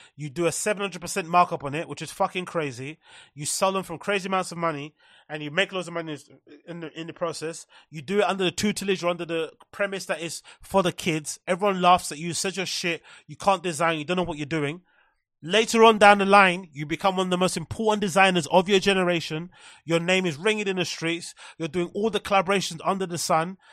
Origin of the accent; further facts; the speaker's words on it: London, United Kingdom; growing up in London